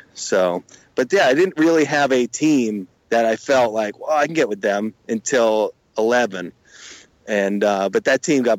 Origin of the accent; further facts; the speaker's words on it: Connecticut, United States; I'm from Connecticut, right. So I'm a New York, and plus I'm that part of Connecticut that falls right in between Boston and New York.